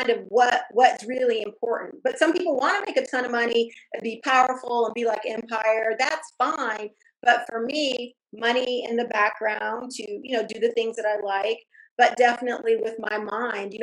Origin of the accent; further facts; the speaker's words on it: Fayetteville, North Carolina, United States; also born or lived in Germany / Texas; I'm from Fayetteville, North Carolina. I mean, I grew up in a you know, black neighborhood